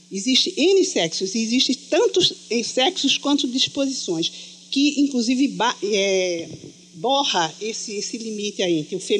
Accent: Rio de Janeiro, Brazil; sou psicanalista, sou do Rio de Janeiro.

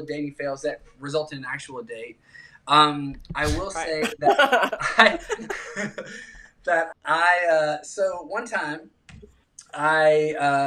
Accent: South Carolina, United States; I was raised in South Carolina

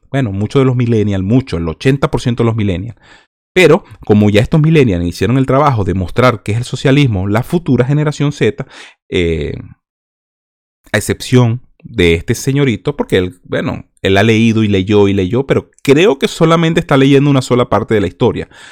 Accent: Venezuela; Nosotros los venezolanos

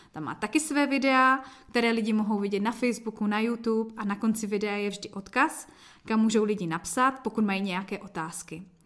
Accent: Jeseník, Olomouc Region, Czechia; also born or lived in Kroměříž; u nás v Jeseníku jsme pořádali mládežnické bohoslužby

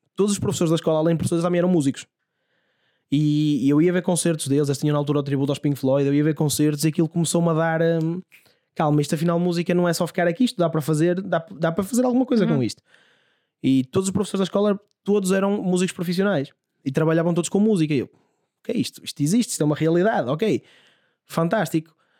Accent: Santo Isidoro, Portugal; na minha terra, em Santo Isidoro

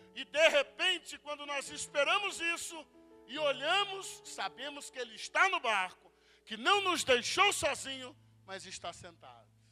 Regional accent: Espírito Santo, Brazil; eu sou lá do estado do Espírito Santo

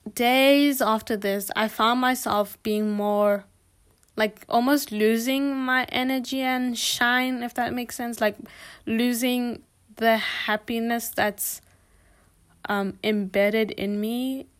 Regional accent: Botswana; moved away as an adult; now in South Africa; I don't come from South Africa. I'm actually from Botswana

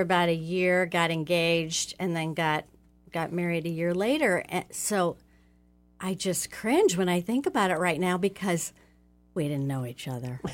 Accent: Oxford, Ohio, United States; I grew up in Oxford, Ohio, and I'm the oldest of five children

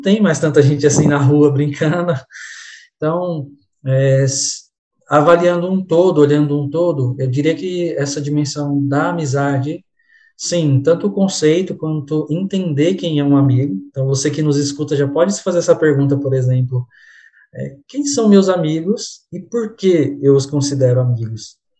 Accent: São Paulo, Brazil; moved away as an adult; also born or lived in Northeast Brazil; Eu sou natural de São Paulo, né? Estou em São Paulo agora, embora muitas pessoas me conheçam do Nordeste

